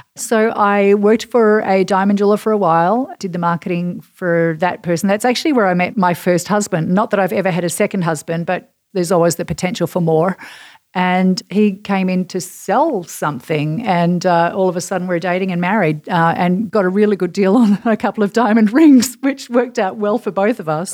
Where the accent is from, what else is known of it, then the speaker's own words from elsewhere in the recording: Perth, Western Australia, Australia; accent: Australian; now in New York City, United States; I am from Perth on the west coast of Australia, which is about eleven thousand miles away from New York City